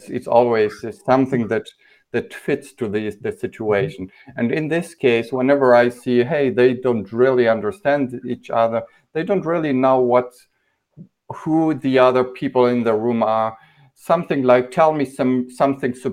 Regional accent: Poland; we grew up in Poland without candy

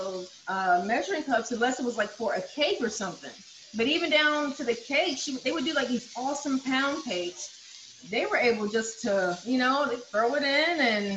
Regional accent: the South, United States; I grew up in the South

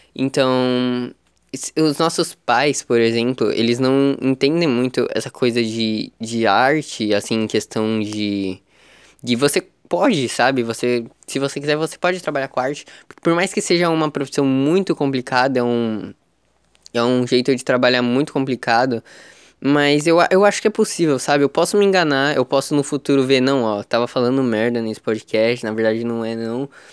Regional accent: Praia Grande, São Paulo, Brazil; São Vicente é do lado de Praia Grande, é do lado da minha cidade natal

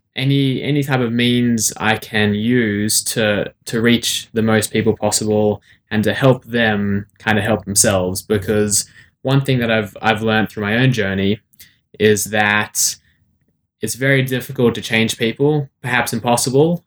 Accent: Sydney, New South Wales, Australia; also born or lived in South Africa; I was born in South Africa, but I've lived most of my life in Sydney, Australia.

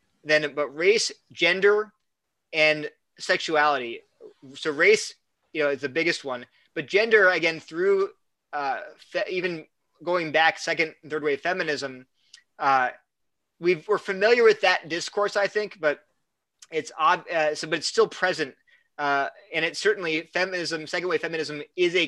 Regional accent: United States; now in North Carolina, United States; I love being an American

